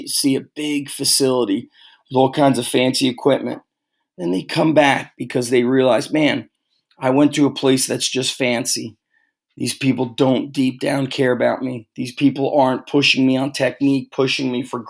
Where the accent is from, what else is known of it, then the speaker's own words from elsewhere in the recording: Manasquan, New Jersey, United States; the Underground Strength Gym in Manasquan, which is my hometown